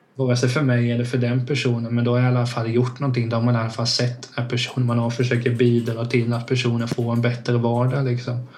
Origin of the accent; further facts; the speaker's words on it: Hultsfred, Kalmar County, Sweden; i Hultsfred där jag växte upp